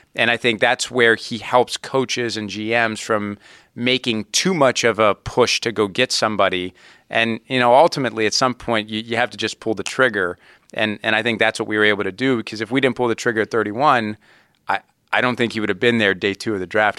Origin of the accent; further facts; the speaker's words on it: Youngstown, Ohio, United States; growing up in Youngstown, you know, the Browns and the Steelers are the two big teams in Youngstown, Ohio.